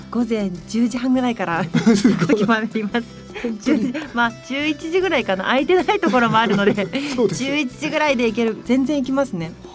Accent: Yamagata, Japan; 山形出身なんですけど山形って意外にラーメン激戦区なんですよ

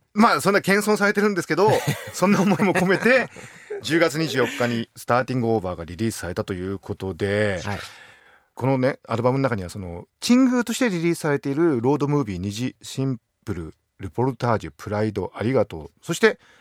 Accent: Akita, Japan; 同じ秋田県人として

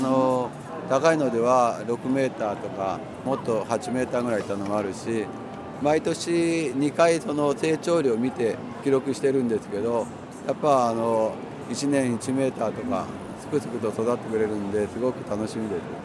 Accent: Canada; Japanese is a second language; now in Sendai, Japan; カナダ出身なので実は僕の家の後ろにね本当に広い森があってよくあの兄弟でね遊んでいたり

